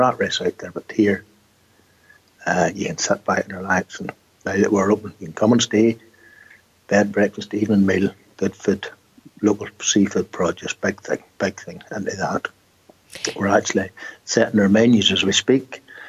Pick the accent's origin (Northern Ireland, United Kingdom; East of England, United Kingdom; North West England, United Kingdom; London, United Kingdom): Northern Ireland, United Kingdom; Ballycastle; Born and bred, aye.